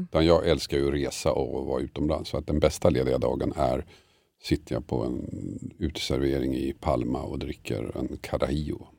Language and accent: Swedish; Tumba, Stockholm County, Sweden; moved away as an adult; also born or lived in Huddinge; Jag är uppvuxen i Tumba, gick gymnasiet i Huddinge